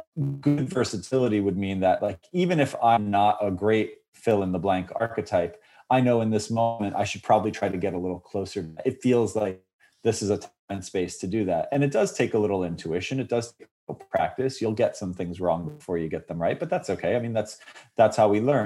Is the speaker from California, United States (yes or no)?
no; New York, United States; I was raised in New York